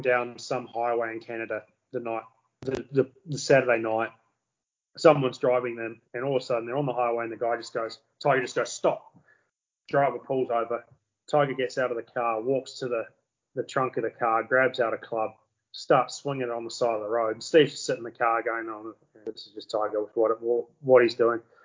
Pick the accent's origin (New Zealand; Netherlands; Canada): New Zealand